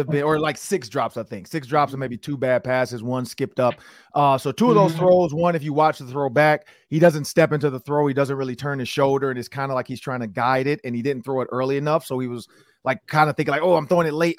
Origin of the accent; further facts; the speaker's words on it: Detroit, Michigan, United States; I'm from Detroit